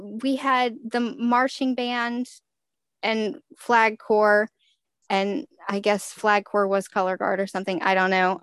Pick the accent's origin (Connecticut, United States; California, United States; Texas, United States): Texas, United States; I am from Texas, so obviously I went to football games in high school